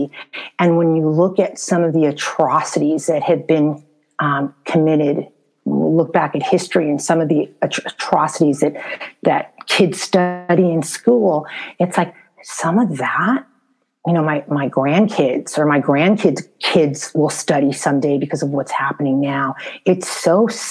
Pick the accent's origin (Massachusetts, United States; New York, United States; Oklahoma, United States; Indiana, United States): New York, United States; New York City; moved away as an adult; also born or lived in Bronx / Harlem; now in Los Angeles, United States; I was born and raised in New York City.